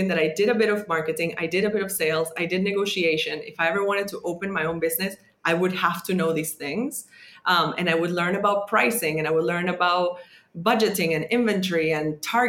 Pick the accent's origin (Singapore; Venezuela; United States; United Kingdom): Venezuela; moved away as an adult; growing up in Venezuela